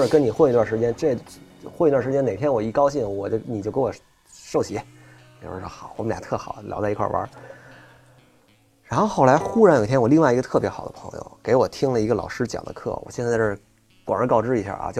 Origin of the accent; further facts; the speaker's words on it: China; 因为作为一个中国人，如果你要信一个宗教的话，你要不就基督教，要不就佛教，你肯定得选一个。